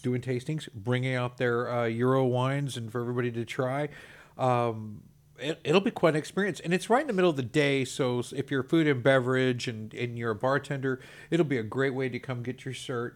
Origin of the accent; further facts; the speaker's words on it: Texas, United States; I'm proud to be a Texan